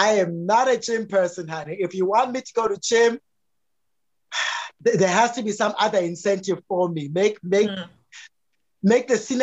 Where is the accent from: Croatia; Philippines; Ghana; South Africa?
South Africa; a patriarchal man growing up in South Africa